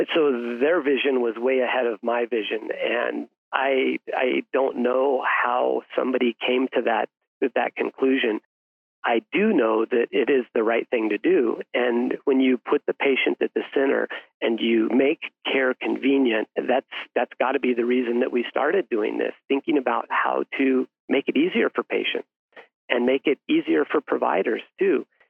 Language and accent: English; Salida, Colorado, United States; went back to my hometown in Salida, Colorado, a town of about 5,000 people.